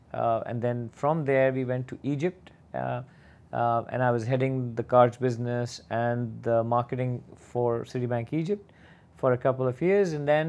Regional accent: Pakistan; moved away as an adult; also born or lived in Bahrain; I started in Pakistan. I'm originally from Pakistan. I did my master's there, and then I started working for Citibank.

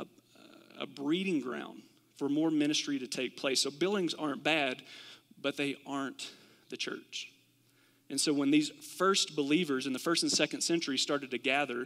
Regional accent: Kentucky, United States; I'm from Kentucky, and we do this in Kentucky sometimes

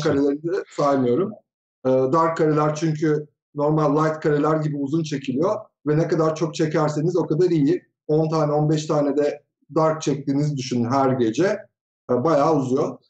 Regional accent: Tokat, Turkey; now in Ankara, Turkey; 1974 Tokat doğumluyum. Ankara'da yaşıyorum.

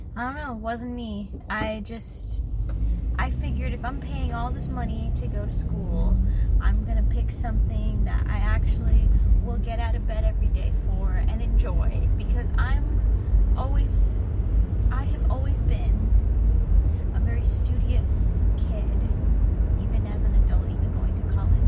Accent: San Jose, California, United States; I am from the Bay Area, California, San Francisco Bay Area, but not San Francisco itself. Uh, a city called San Jose

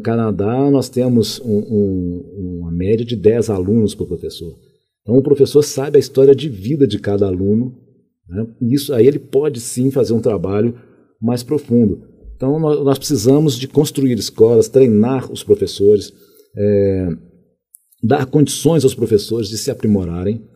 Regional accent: Contagem, Minas Gerais, Brazil; also born or lived in Belo Horizonte / Rio de Janeiro; Nasci em Belo Horizonte, depois eu fui para o Rio de Janeiro. Fiquei lá até os sete anos de idade é, morei lá no, na, na, favela do Morro de São Carlos, depois na favela de, de Quitungo, na Penha. Depois nós viemos aqui para Minas Gerais, fui morar em Contagem, e aí fui criado lá em Contagem

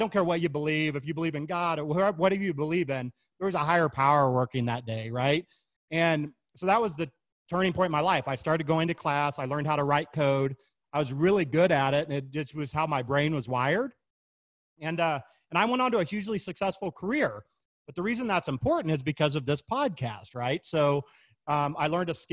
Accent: Kansas City, Missouri, United States; moved away; also born or lived in Florida; I was born and raised in Kansas City, Missouri, home of the Kansas City Chiefs, and Kansas City Barbecue

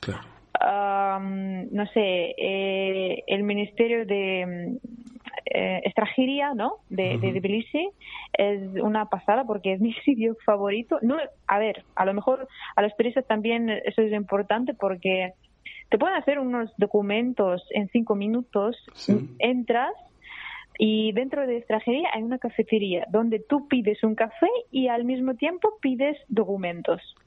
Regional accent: Russia; Spanish is a second language; moved away as an adult; also born or lived in Abkhazia, Georgia; now in Barcelona, Spain; yo con mis padres me fui a Rusia porque empezó la guerra, ¿no? Y entonces yo crecí en Rusia.

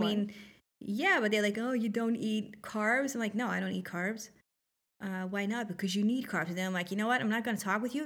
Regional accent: Netherlands; moved away; I'm not from here. I'm from the Netherlands

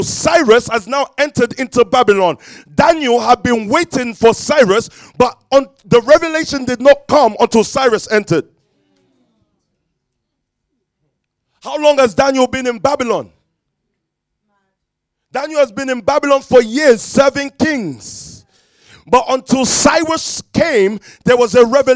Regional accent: London, United Kingdom; I was born in Stockwell

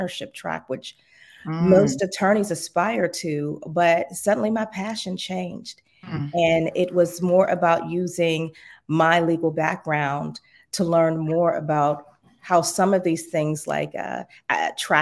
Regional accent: Pittsburgh, Pennsylvania, United States; moved away as an adult; also born or lived in Florida; I'm from Pittsburgh originally, born and raised

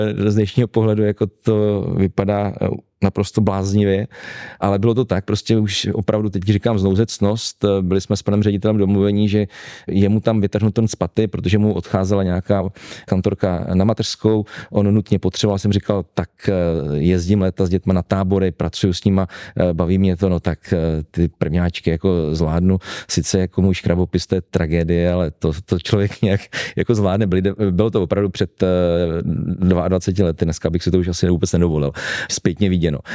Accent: Heřmanův Městec, Pardubice Region, Czechia; Můj strýc byl dlouhá leta ředitelem základní školy u nás v Hermanově městci

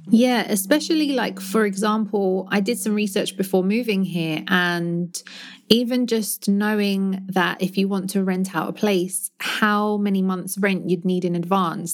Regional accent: London, United Kingdom; moved away as an adult; now in Barcelona, Spain; my hometown in London

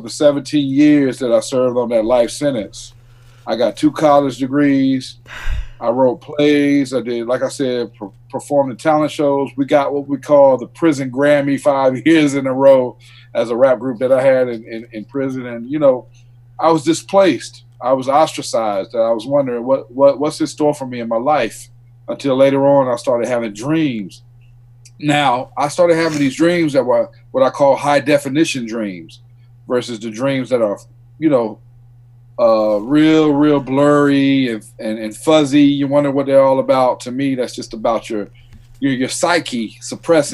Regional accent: Fayetteville, North Carolina, United States; I grew up in Fayetteville, North Carolina

